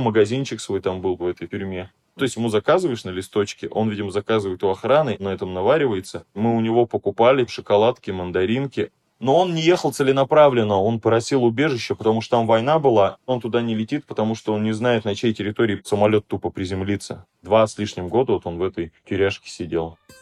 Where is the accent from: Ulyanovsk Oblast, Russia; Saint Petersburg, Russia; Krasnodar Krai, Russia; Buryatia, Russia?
Buryatia, Russia; Ulan-Ude; Я говорю, из России